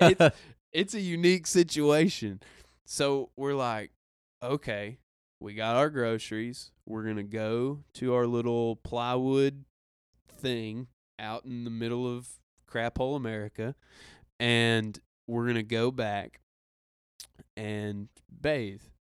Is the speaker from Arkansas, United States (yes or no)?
yes; Arkansas, United States; I'm from Arkansas